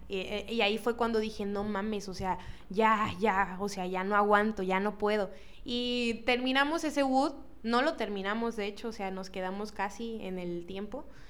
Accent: Cosamaloapan, Veracruz, Mexico; yo soy de Cosamaloapan

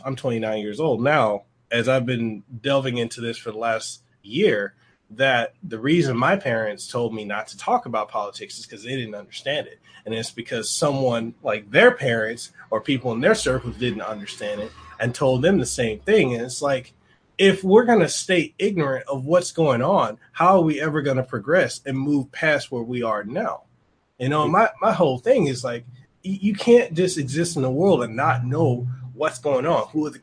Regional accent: Memphis, Tennessee, United States; I grew up in Memphis

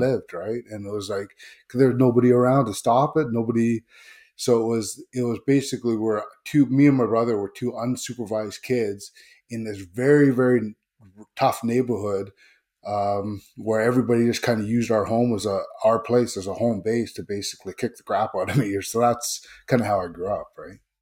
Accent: Vancouver, British Columbia, Canada; also born or lived in Seattle; originally from Seattle, but I grew up in Greater Vancouver

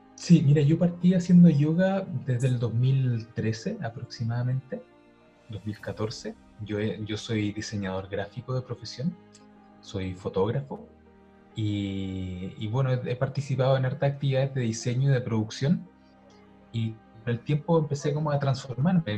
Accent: Santiago, Santiago Metropolitan Region, Chile; yo soy de Santiago

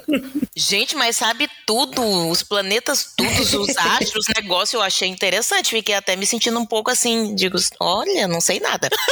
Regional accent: Pará, Brazil; moved away as an adult; also born or lived in Maranhão; now in Porto Alegre, Brazil; eu fui com dois meses de vida para o Pará, de modo que me considero paraense

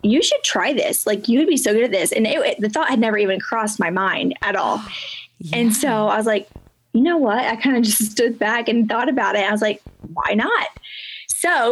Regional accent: Indiana, United States; moved away as an adult; now in Paris, Illinois, United States; we're originally from Indiana

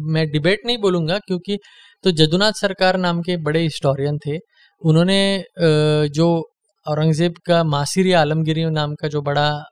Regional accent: Maharashtra, India; मैं महाराष्ट्र से हूँ

